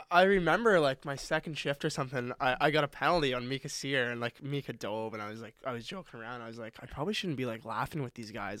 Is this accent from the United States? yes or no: no; Halifax, Nova Scotia, Canada; also born or lived in Moncton; Halifax, my hometown